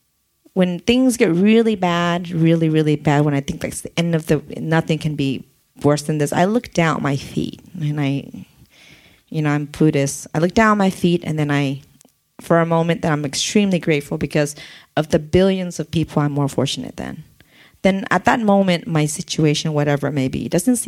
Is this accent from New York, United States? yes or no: no; San Diego, California, United States; English is a second language; also born or lived in Oregon / Olympia, Washington; I grew up in San Diego. I grew up in City Heights area